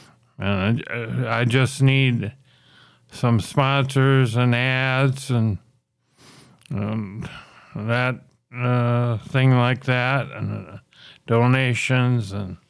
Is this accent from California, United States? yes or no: no; Minnesota, United States; But it's even a lot better than my home state of Minneapolis